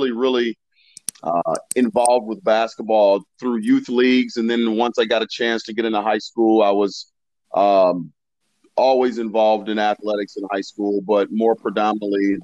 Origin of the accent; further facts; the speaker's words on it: Warrensville Heights, Ohio, United States; I had a great childhood growing up. I'm from a little small suburb called Warrensville Heights. It's a suburb of Cleveland.